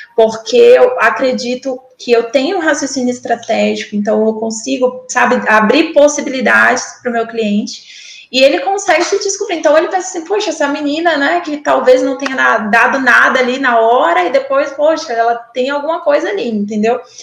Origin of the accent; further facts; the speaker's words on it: Porto Velho, Rondônia, Brazil; moved away as an adult; voltar para minha terra, né? Igual minhoca, voltar para minha terra, estar tá aqui com a família